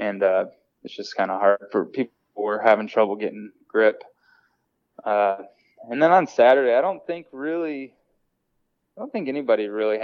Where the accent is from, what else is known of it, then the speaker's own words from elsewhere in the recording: near Rochester, New York, United States; now in North Carolina, United States; I grew up over near Rochester.